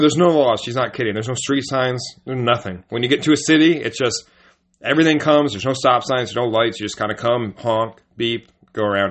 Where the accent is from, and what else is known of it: United States